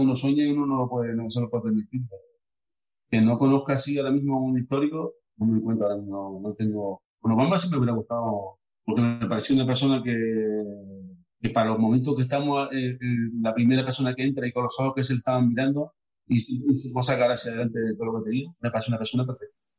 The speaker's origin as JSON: {"language": "Spanish", "town": "Los Cristianos", "region": "Canary Islands", "country": "Spain", "said": "mi pueblo, los cristianos"}